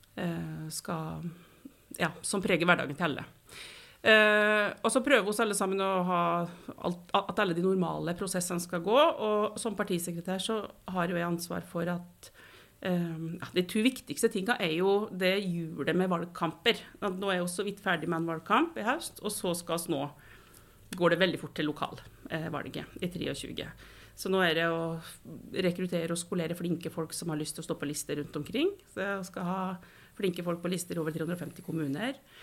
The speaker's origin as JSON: {"language": "Norwegian", "town": "Kvam", "region": "Innlandet", "country": "Norway", "tie": "born or raised there", "also_born_or_lived": "Trøndelag", "moved": "as an adult", "lives_now": "Oslo, Norway", "said": "jeg bodde i Trøndelag til jeg var fire år, og så flytta vi til Kvam"}